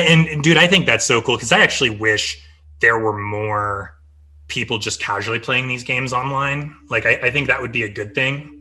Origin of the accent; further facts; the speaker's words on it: Midwest, United States; moved away; I grew up in the Midwest, and like I grew up as a Cavs fan